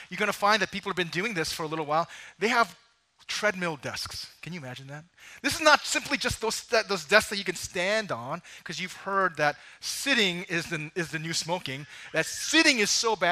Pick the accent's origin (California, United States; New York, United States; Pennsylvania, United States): New York, United States; as a New Yorker